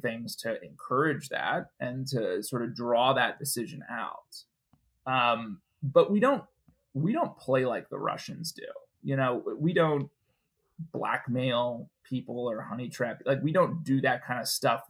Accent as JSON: {"language": "English", "town": "Minneapolis", "region": "Minnesota", "country": "United States", "tie": "born or raised there", "also_born_or_lived": "Wheaton, Illinois", "moved": "as an adult", "said": "I grew up in Minneapolis, so I was a Midwesterner."}